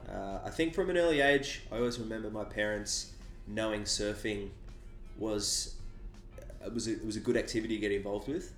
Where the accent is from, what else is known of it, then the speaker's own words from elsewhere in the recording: Sydney, New South Wales, Australia; I was born on Sydney's northern beaches, uh-huh. uh, which is just on the north side of the Harbour Bridge.